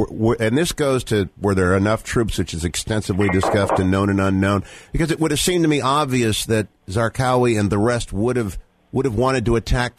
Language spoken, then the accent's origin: English; Warren, Ohio, United States; I was born and raised in Warren, Ohio